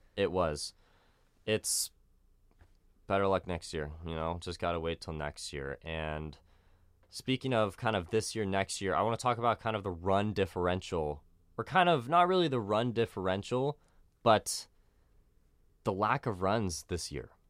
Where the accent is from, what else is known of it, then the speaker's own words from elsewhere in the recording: San Diego, California, United States; I'm from San Diego